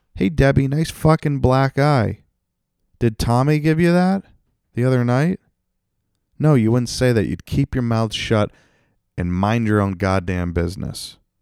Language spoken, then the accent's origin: English; North Attleboro, Massachusetts, United States; my hometown of North Attleboro.